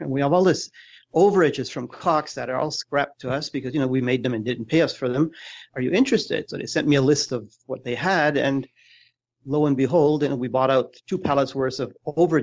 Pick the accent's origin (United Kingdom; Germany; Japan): Germany; moved away; I'm originally from Germany